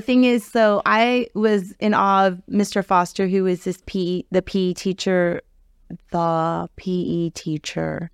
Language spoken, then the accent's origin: English; Key Biscayne, Florida, United States; growing up on the Key